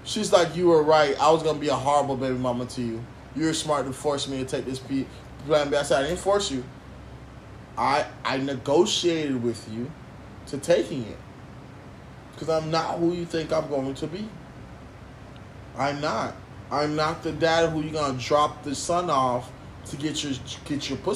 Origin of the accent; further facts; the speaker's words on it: United States; I was born in America